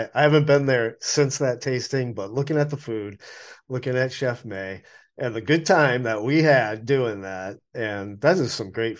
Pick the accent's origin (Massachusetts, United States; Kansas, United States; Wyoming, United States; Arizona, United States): Massachusetts, United States; Westborough; now in Asheville, United States; There was a great Middle Eastern restaurant in Worcester, Massachusetts in the 1970s, and I grew up in Westboro, which is right next door.